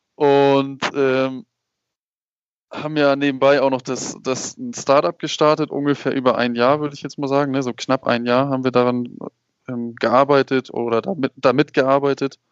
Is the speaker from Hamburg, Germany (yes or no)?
yes; Hamburg, Germany; moved away as an adult; now in Puebla, Mexico; Ich komme aus ähm, Hamburg. Bin in Hamburg geboren und habe immer dort gelebt